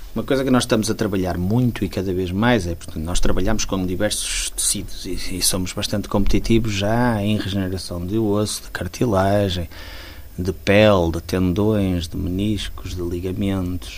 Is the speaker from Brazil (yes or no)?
no; Porto, Norte, Portugal; also born or lived in Guimarães / Braga; eu de facto nasci no Porto, gosto muito do Porto